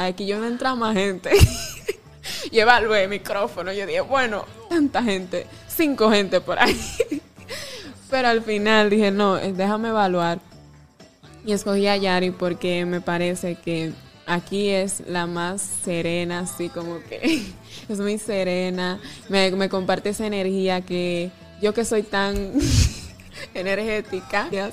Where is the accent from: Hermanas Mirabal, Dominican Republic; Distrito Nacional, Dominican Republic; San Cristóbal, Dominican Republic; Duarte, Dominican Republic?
Hermanas Mirabal, Dominican Republic; Salcedo; aquí en mi provincia, aquí en donde nací en Salcedo